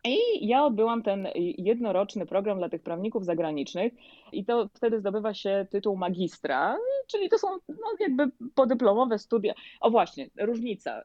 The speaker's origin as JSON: {"language": "Polish", "country": "Poland", "tie": "born or raised there", "moved": "as an adult", "lives_now": "Florida, United States", "said": "ja przyjechałam z Polski, ja odbyłam całą swoją dotychczasową edukację w Polsce"}